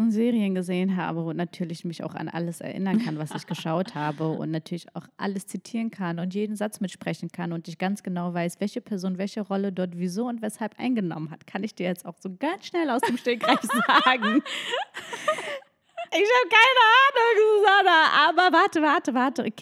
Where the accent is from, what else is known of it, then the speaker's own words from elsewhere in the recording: Mecklenburg-Vorpommern, Germany; now in Berlin, Germany; Also Leute, ich bin in Mecklenburg-Vorpommern groß geworden, auf dem Land gefühlt, ja. Ich war die einzige Ausländerin auf meiner gesamten Schule.